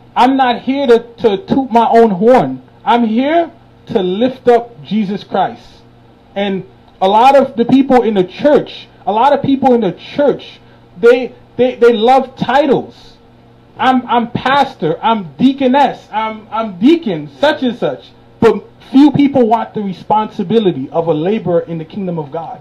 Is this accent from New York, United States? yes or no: yes; New York City, New York, United States; I grew up in Brooklyn